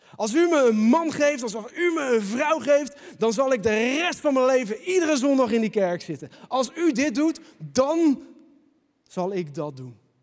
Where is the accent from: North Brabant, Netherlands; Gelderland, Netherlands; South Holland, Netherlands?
South Holland, Netherlands; Leiden; Als echte Leidenaar